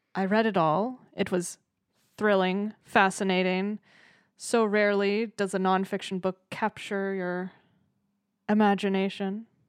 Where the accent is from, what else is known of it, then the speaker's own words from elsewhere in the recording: Massachusetts, United States; moved away; I'm originally from Massachusetts